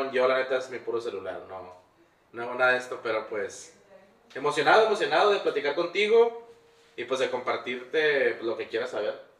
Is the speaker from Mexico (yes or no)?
yes; Tijuana, Baja California, Mexico; also born or lived in Angostura, Sinaloa / United States; yo soy nacido aquí en Tijuana, fui criado en Sinaloa, en Angostura, Sinaloa. mis papás me llevaron como tenía como 20 días de nacido, algo así crecí en un ranchito que se llama Rafael Buena en el municipio mm, Ejido, no sé cómo se dice, Angostura.